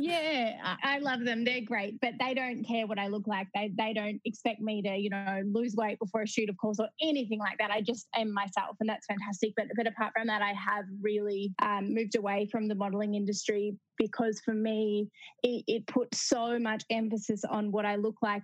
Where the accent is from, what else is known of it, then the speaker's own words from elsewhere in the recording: Melbourne, Victoria, Australia; I grew up in Melbourne, in Australia